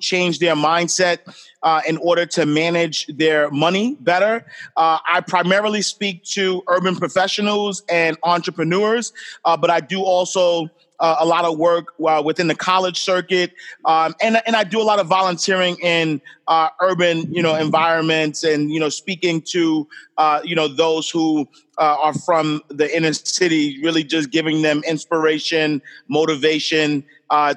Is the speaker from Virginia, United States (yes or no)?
no; New York City, New York, United States; I grew up in Harlem.